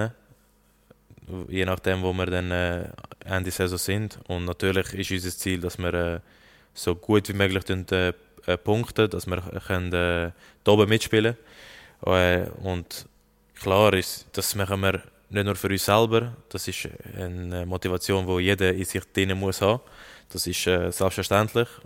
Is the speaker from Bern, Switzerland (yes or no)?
no; Lucerne, Switzerland; Ich bin bei Luzern groß geworden. Und äh, das ist mein Kindheitsverein